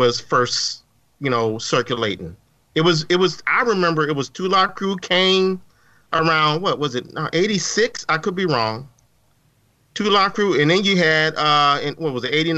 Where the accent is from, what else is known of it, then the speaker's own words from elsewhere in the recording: Midwest, United States; I grew up in the Midwest